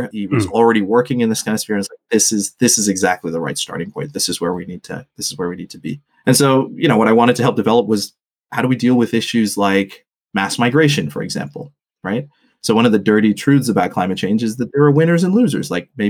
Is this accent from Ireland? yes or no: no; Botswana; also born or lived in Australia / Papua New Guinea; so my family's from Sri Lanka, which went through, kind of a 3-decade civil war. And I grew up in Botswana, in the 90s, pre and post apartheid. I lived in Australia and I'd lived in Papua New Guinea